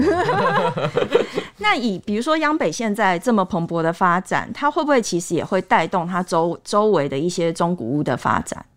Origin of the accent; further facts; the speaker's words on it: Taipei, Taiwan; 我们台北人